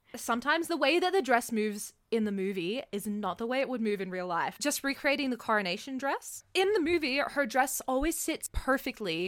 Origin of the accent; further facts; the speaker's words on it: Canada; also born or lived in Australia; now in Canberra, Australia; I'm Canadian, I was traveling between Canada and Australia